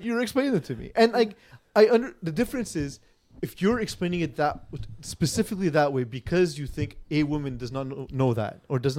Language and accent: English; Montreal, Quebec, Canada; me and Terry Tam growing up in Montreal.